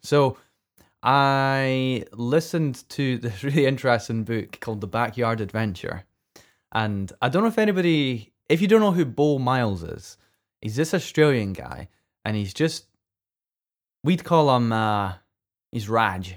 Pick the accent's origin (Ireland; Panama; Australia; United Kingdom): United Kingdom; Scotland; I'm, I'm Scottish and I don't pronounce my T's.